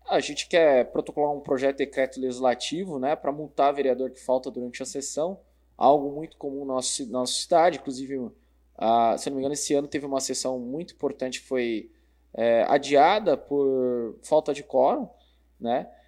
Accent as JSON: {"language": "Portuguese", "region": "São Paulo", "country": "Brazil", "tie": "born or raised there", "moved": "as an adult", "lives_now": "Sorocaba, Brazil", "said": "nasci em São Paulo, né? Há, há 12 anos moro em Sorocaba, na Zona Norte"}